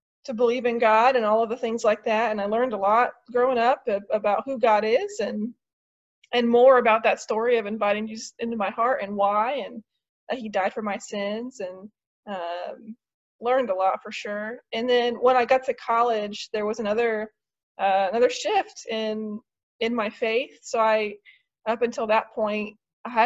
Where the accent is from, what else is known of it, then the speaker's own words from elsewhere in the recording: Marysville, Ohio, United States; moved away as an adult; also born or lived in Dayton, Ohio; now in Kent, United States; I was born in Dayton, but I grew up in Marysville, graduated from Marysville High School